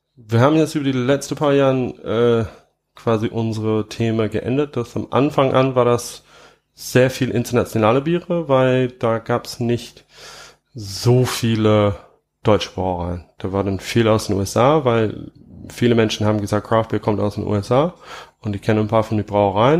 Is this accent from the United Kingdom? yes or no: yes; England, United Kingdom; German is a second language; moved away as an adult; now in Trier, Germany; wo ich herkomme, also, also wo ich in England aufgewachsen bin, ähm, da sind viele Hopfengärten